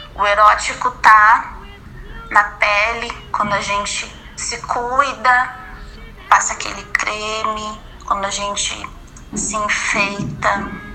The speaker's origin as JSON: {"language": "Portuguese", "town": "Porto Alegre", "region": "Rio Grande do Sul", "country": "Brazil", "also_born_or_lived": "Rio de Janeiro", "said": "eu sou de Porto Alegre, mas eu morei um ano no Rio de Janeiro."}